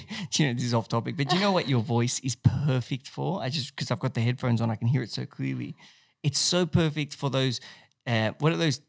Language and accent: English; Texas, United States; I'm from Texas, but I've also got like, I went to college in like, you know, I went to USC.